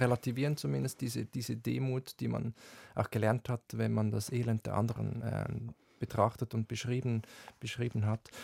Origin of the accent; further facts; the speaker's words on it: Switzerland; Ich bin direkt am Wald aufgewachsen, aber auch Seen, äh, Berge und so, hat wirklich Schweizer Idylle